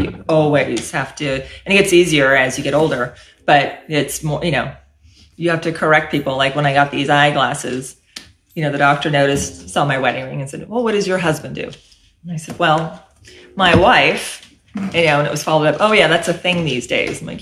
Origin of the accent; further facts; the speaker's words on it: San Mateo, California, United States; moved away as an adult; also born or lived in Washington, District of Columbia, United States; now in Fresno, United States; So I was born and raised in San Mateo, California, apart from my 9.5 years in DC